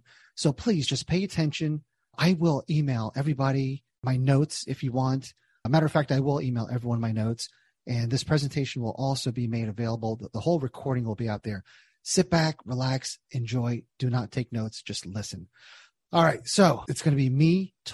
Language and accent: English; New Jersey, United States; moved away as an adult; also born or lived in Southern Indiana / Cincinnati; Born and raised in Jersey, went to college in Southern Indiana, got a job in Cincinnati after school